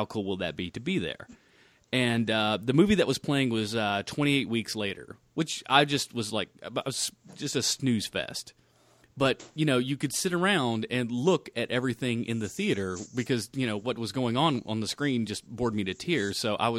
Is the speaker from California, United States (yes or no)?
no; Charlotte, North Carolina, United States; Yeah, I'm from Charlotte.